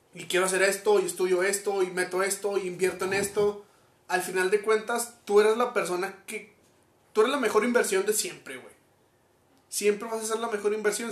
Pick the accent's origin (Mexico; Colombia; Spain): Mexico